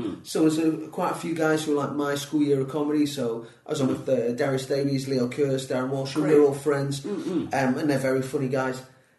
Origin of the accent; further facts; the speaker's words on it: Manchester, North West England, United Kingdom; No one in the British Isles has ever said that to me. Or, I'll be honest, any other Mancunian. Mm. Now, my accent, to be honest, my accent isn't even that strong now.